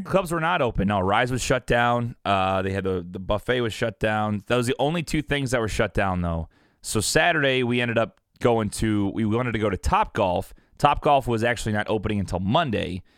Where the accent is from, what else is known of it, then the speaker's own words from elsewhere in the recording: Southern Illinois, United States; now in Missouri, United States; I now live in Missouri, which I thoroughly enjoy, but, uh, I grew up in Illinois, Nick, and basically, it's Southern